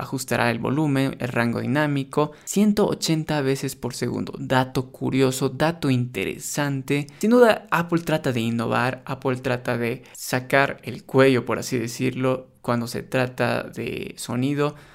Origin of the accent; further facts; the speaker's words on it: Bolivia; en mi país donde yo vivo, acá en Bolivia